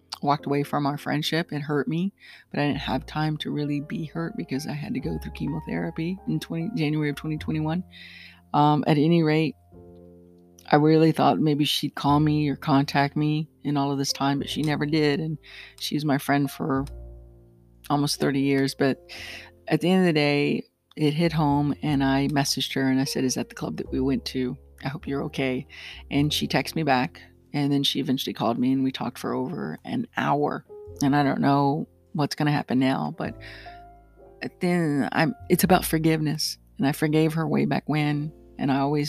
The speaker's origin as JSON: {"language": "English", "country": "United States", "also_born_or_lived": "Saudi Arabia"}